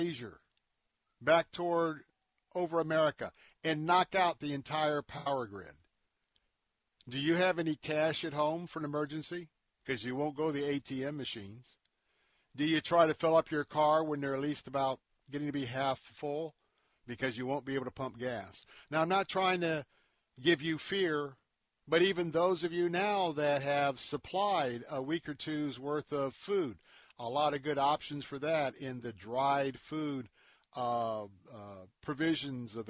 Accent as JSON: {"language": "English", "town": "Tampa", "region": "Florida", "country": "United States", "tie": "born or raised there", "said": "We are right here in Tampa, Florida. That's where I'm broadcasting from. And I grew up right here in Tampa"}